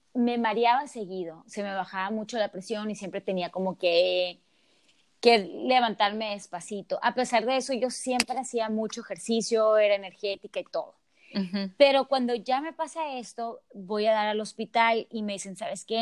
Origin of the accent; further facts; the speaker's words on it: Sonora, Mexico; me regreso a Sonora, de donde yo soy